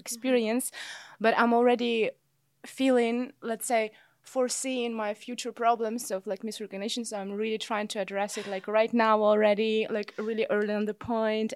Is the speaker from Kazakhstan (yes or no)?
yes; Kazakhstan; moved away as an adult; also born or lived in Vienna / Los Angeles / Rome; now in Amsterdam, Netherlands; I'm originally from Kazakhstan, where I also was growing up and where I also got my bachelor's degree.